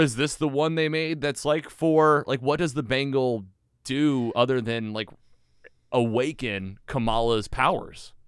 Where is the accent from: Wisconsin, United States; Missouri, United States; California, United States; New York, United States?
Missouri, United States; Bonne Terre; bond terrors where I grew up in Missouri